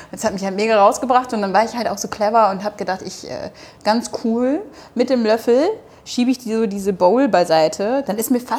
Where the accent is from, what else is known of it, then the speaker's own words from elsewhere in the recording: Hamburg, Germany; ich bin in Hamburg, ich komme aus Hamburg